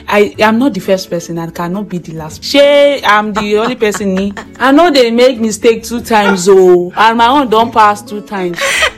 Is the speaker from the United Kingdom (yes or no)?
no; the East, eastern Nigeria, Nigeria; I was born and brought up in the East and I schooled there.